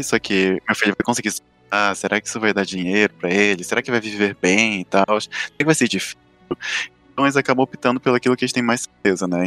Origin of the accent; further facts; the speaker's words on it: Amapá, Brazil; eu nasci lá no Mapá, lá no norte.